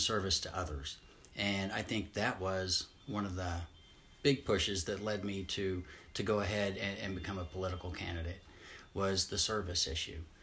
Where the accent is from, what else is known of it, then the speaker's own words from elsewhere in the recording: Southeast Missouri, United States; I grew up in Southeast Missouri